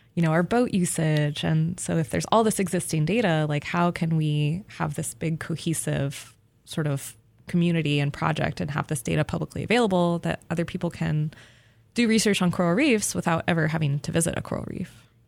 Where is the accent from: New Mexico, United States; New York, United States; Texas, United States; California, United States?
New Mexico, United States; Albuquerque; moved away; I grew up in Albuquerque, New Mexico